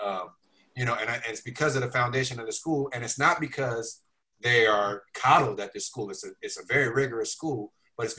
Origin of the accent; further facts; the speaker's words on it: Oakland, California, United States; I grew up in East Oakland.